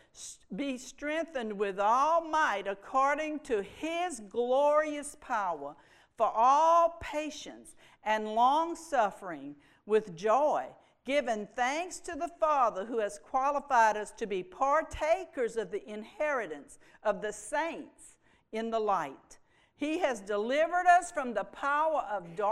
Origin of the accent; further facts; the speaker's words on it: Houma, Louisiana, United States; I was born in Houma. I'm a Cajun girl